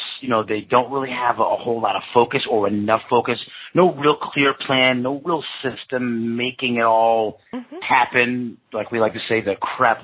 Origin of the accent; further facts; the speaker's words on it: New York, United States; It might be hard to tell from my southern accent, but yes, I am